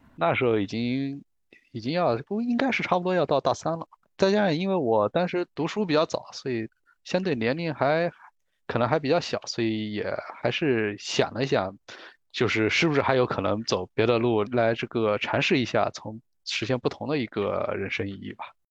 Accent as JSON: {"language": "Chinese", "region": "southern Anhui", "country": "China", "moved": "as an adult", "lives_now": "Beijing, China", "said": "我是来自一个安徽皖南的一个小县城"}